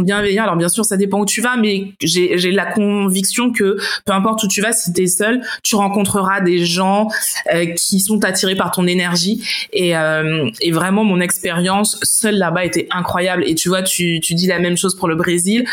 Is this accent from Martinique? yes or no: yes; Martinique; moved away as an adult; also born or lived in United States; now in Berlin, Germany; je viens de la Martinique